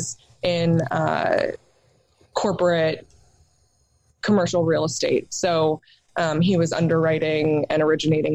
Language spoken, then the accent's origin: English; outside of New York City, United States; now in Charlotte, United States; I grew up outside of New York City.